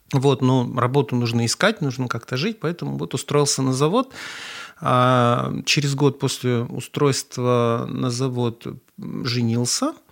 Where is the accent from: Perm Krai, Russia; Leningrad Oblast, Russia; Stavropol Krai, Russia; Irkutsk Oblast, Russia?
Perm Krai, Russia; Perm; also born or lived in Saint Petersburg; now in Kazan, Russia; какой-то такой интернациональный человек, который родился в Ленинграде, прожил на Урале всю сознательную жизнь и два года назад переехал в Казань, так что дитя мира.